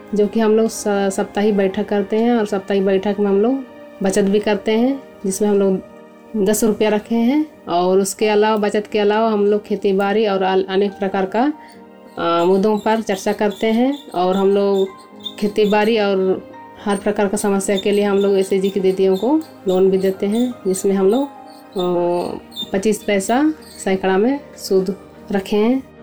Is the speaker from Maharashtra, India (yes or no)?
no; Sadi village, Murhu block, Khunti district, Jharkhand, India; मेरा गांव सड़ी गांव प्रखंड मुरू जिला खूटी झारखंड के रहने वाली हूँ